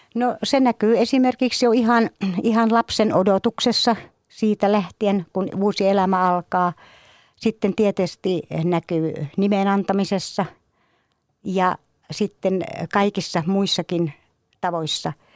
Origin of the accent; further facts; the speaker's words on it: Imatra, South Karelia, Finland; Kaikki alkoi kotikylässäni Imatralta